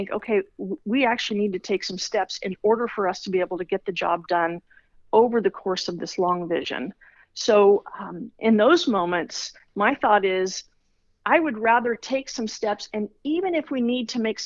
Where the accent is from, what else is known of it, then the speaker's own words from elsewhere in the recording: Los Angeles, California, United States; Born and raised in Los Angeles.